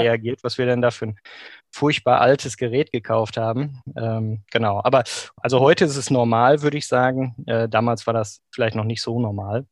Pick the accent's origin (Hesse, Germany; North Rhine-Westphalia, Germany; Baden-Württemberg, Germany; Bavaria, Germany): North Rhine-Westphalia, Germany; Bochum; also born or lived in Maastricht; Ich bin im Grunde ein Kind des Ruhrgebiets, wie mhm. man so schön sagt äh, in Bochum geboren, auch äh, aufgewachsen